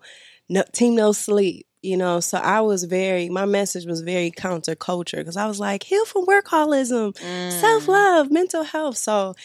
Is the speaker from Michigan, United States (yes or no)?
yes; Detroit, Michigan, United States; I'm from the D.